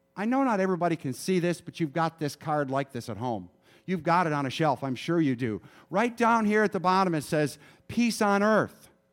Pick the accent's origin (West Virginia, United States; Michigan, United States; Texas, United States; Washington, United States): Michigan, United States; moved away; I grew up in Michigan